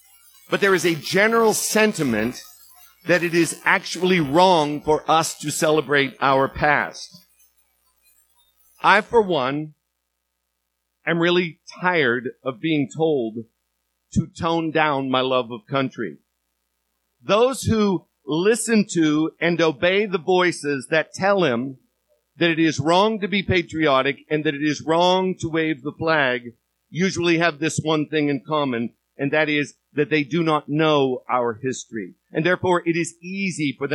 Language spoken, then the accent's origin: English; United States; being American and loving America